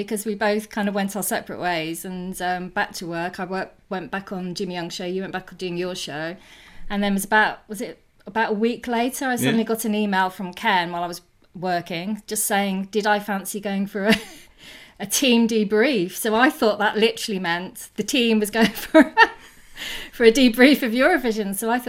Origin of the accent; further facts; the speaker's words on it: Birmingham, West Midlands, United Kingdom; moved away; I come from Birmingham